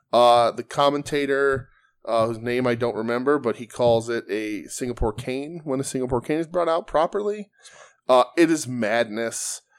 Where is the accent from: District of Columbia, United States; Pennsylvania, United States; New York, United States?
Pennsylvania, United States; Pittsburgh; you know that I was born and raised in Pittsburgh and trained in Pittsburgh.